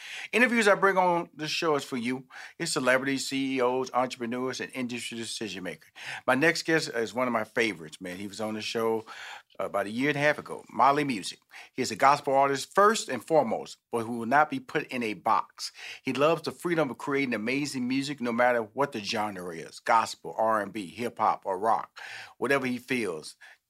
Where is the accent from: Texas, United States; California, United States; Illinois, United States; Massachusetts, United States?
Texas, United States; Houston; You know, I'm from Houston, Texas. I have six sisters, two brothers